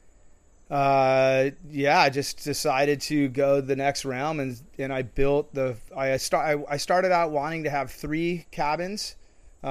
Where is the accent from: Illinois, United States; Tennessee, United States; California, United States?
California, United States; Saratoga; moved away as an adult; also born or lived in Huntington Beach, California / Fountain Valley, California / Santa Barbara, California / Maui, Hawaii; now in Bocas del Toro, Panama; I grew up, I was born in a hospital in Fountain Valley. I was in Huntington Beach until 1979.